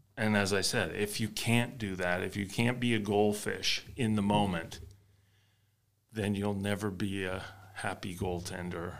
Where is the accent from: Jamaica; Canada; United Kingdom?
Canada; being a Canadian playing ice hockey